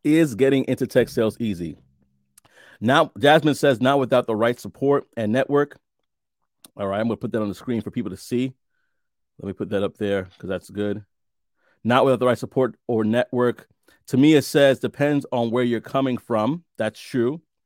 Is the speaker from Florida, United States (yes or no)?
no; New York City, New York, United States; moved away as an adult; I'm from Brooklyn as well. Born and raised most of my life before I moved out, out of the country.